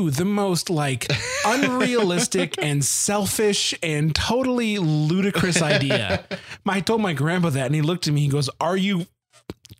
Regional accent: Detroit, Michigan, United States; now in Kansas, United States; I grew up in Detroit

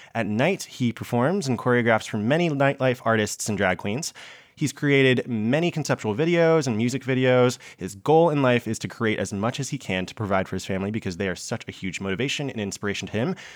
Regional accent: Augusta, Georgia, United States; also born or lived in Columbia, South Carolina; I grew up in Augusta, Georgia, but I first was in Columbia, South Carolina

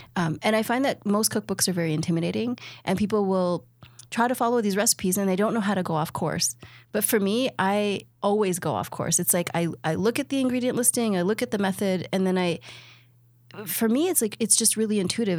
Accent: Toronto, Ontario, Canada; I'm from Toronto.

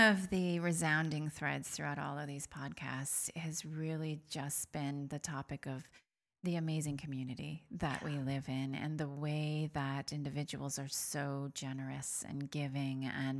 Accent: Fort Edward, New York, United States; Yes, we're both from Fort Edward

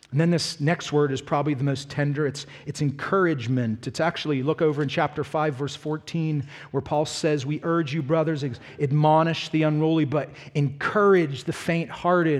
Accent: Pittsburgh, Pennsylvania, United States; moved away; also born or lived in the South (US); I'm from Pittsburgh.

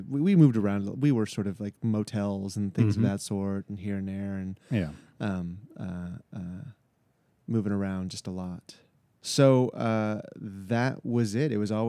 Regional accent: Florida, United States; I was born in Florida, and then we moved all around within the great state of the flaccid penis of America

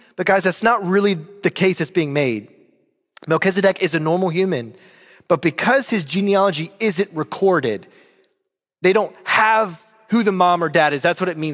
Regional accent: Roanoke, Virginia, United States; moved away; my hometown of Roanoke, Virginia

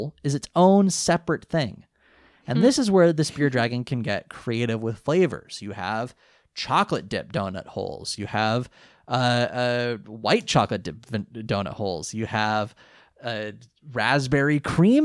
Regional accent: California, United States; I grew up in California

